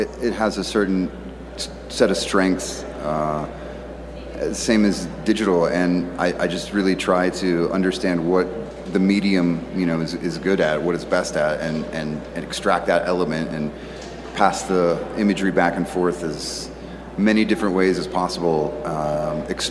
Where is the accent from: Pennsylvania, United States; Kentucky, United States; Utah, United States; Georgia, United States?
Pennsylvania, United States; Pittsburgh; now in Austin, United States; I'm a dude from Pittsburgh originally, and I now live in Austin, Texas, and I've lived a few places in between